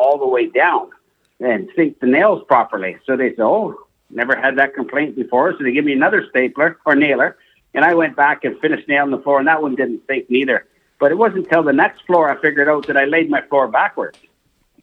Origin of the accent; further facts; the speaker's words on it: New Brunswick, Canada; moved away as an adult; now in Calgary, Canada; I was raised in New Brunswick